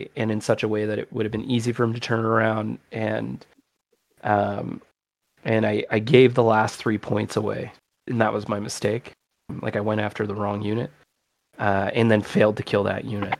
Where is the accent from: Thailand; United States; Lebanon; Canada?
Canada; I'm English Canadian. I'm Anglophone